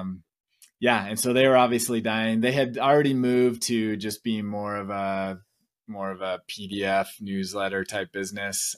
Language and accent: English; Vista, California, United States; moved away as an adult; now in Provo, United States; Vista is the city I grew up